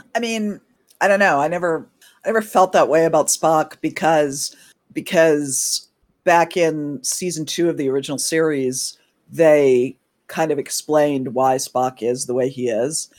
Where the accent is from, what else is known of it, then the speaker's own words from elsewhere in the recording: New England, United States; now in Washington, D.C., United States; I'm originally from New England in the U S, but I currently live in Washington, D C